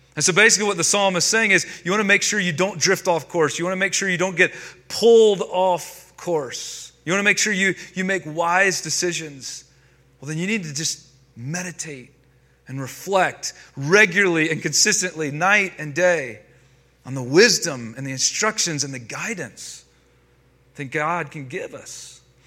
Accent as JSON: {"language": "English", "region": "North Carolina", "country": "United States", "tie": "born or raised there", "moved": "yes", "lives_now": "Denver, United States", "said": "I grew up in North Carolina."}